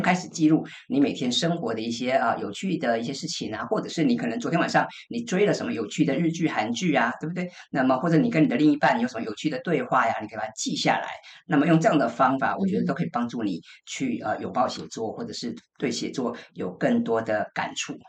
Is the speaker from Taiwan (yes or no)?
yes; Taiwan; 我们台湾人